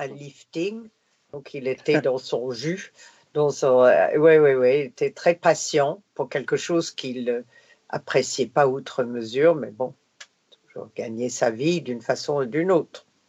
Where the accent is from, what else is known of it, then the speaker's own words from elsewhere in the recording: Canada; first language English; French is a second language; moved away; j'étais de Canadian content